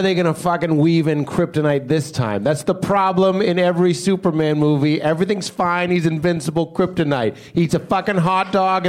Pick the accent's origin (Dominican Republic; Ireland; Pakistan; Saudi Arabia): Pakistan; I am from Pakistan